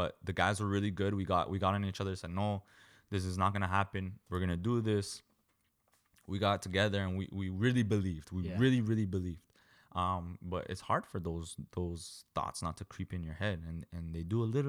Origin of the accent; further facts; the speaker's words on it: Canada; One as a midfielder. Two, I'm a Canadian.